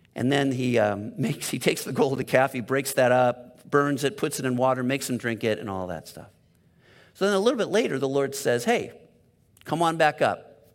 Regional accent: La Cañada Flintridge, California, United States; I've been Southern California my whole life. I grew up in Loch and Yachta, which is over by Pasadena

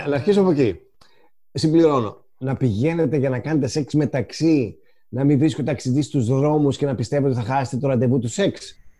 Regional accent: northern Greece, Greece; εγώ είμαι από τη Βόρεια Ελλάδα

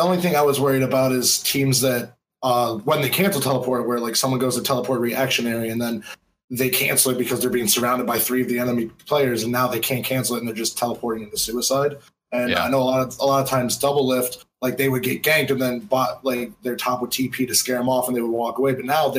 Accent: Kent, Ohio, United States; I'm just from Kent, Ohio.

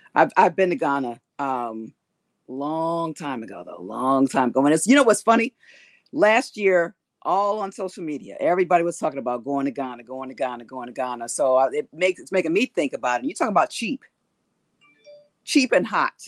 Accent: East Coast, United States; now in California, United States; I am from the East Coast originally

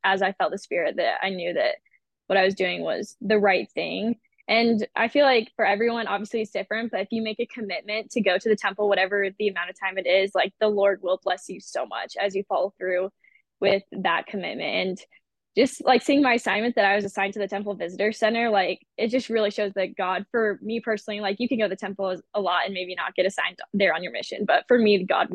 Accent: Washington, United States; also born or lived in Kentucky; when I turned 8, so I moved from Kentucky to Washington, like right before I turned 8

